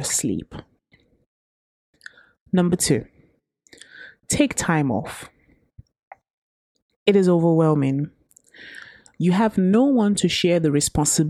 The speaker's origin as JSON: {"language": "English", "country": "Nigeria", "tie": "born or raised there", "said": "Growing up in Nigeria"}